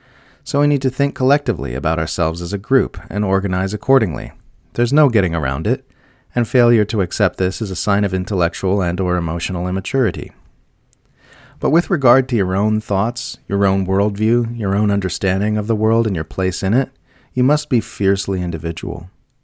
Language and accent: English; Australia; But I've also got a personal stake in it as an Australian.